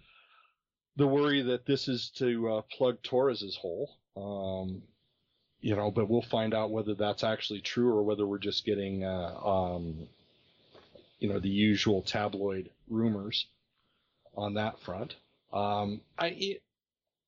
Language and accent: English; Montana, United States; moved away; I'm from Montana.